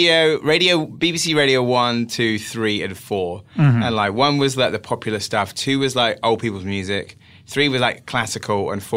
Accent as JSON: {"language": "English", "town": "Wells", "region": "South West England", "country": "United Kingdom", "tie": "born or raised there"}